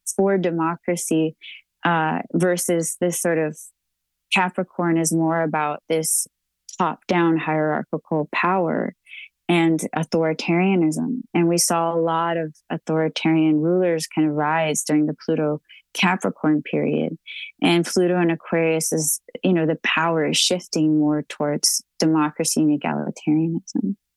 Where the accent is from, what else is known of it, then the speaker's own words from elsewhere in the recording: Texas, United States; I'm a Texan